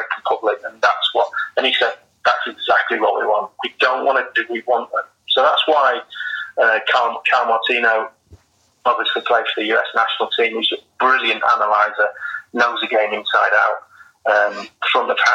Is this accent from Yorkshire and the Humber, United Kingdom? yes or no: no; Manchester, North West England, United Kingdom; I grew up in, I was born in Manchester, and I grew up as a Manchester City fan